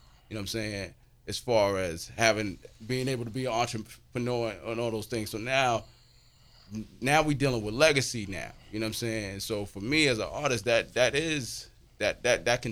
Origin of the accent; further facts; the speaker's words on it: New York City, New York, United States; I come from Jamaica, Queens, where there were a limited amount of father figures in the home through elementary school, through high school